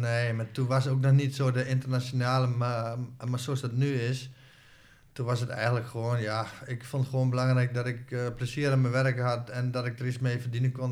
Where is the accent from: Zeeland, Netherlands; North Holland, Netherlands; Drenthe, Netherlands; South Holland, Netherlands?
Drenthe, Netherlands; Hoogeveen; Ik ben opgegroeid in Hogeveen